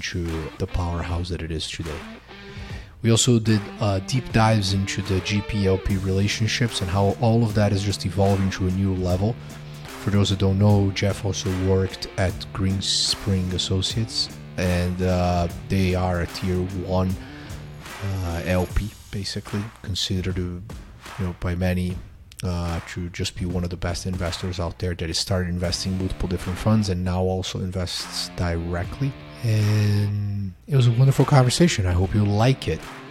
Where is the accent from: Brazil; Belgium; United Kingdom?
Brazil; São Paulo; moved away as an adult; also born or lived in Boulder, Colorado; Grew up in Brazil in Sao Paulo, but lived in Boulder for 3.5 years from when I was 20 until 23.